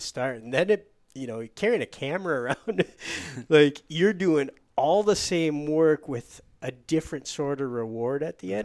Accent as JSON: {"language": "English", "region": "Michigan", "country": "United States", "said": "I'm from Michigan"}